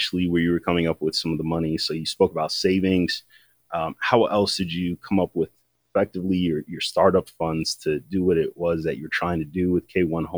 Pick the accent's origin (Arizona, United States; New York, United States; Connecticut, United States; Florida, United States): Connecticut, United States; Waterbury; That's my hometown